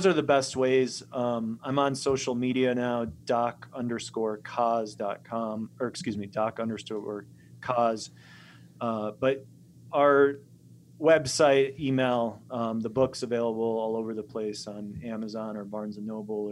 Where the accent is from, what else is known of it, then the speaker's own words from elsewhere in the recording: Chicago, Illinois, United States; also born or lived in Poland; now in Montana, United States; Growing up in Chicago